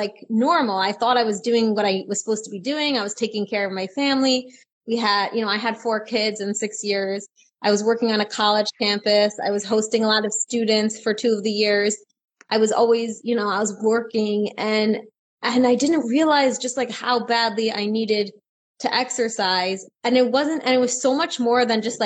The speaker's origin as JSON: {"language": "English", "country": "Israel", "said": "I am from Israel"}